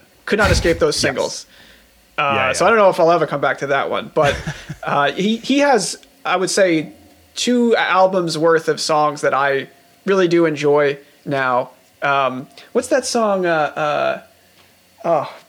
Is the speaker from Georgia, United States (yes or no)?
no; Levittown, New York, United States; I grew up in Levittown